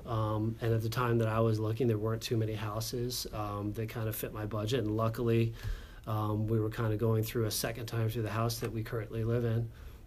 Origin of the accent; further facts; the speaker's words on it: Brewster, New York, United States; also born or lived in New Hampshire; My parents, I was originally born in New Hampshire. My parents moved to Brewster when I was a year old.